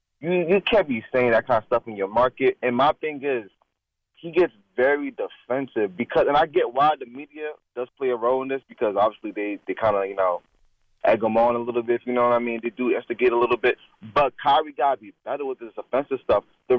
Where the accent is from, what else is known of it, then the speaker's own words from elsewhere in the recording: New York, United States; I'm not from Brooklyn. I'm from Long Island.